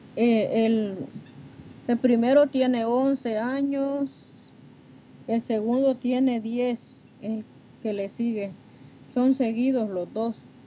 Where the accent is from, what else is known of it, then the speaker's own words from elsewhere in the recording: Honduras; now in Texas, United States; Soy de Honduras, pero estoy aquí en, en Texas.